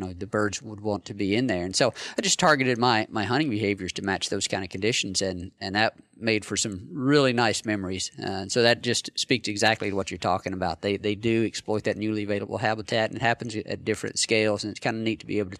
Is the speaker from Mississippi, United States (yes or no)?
yes; North Mississippi, United States; growing up in North Mississippi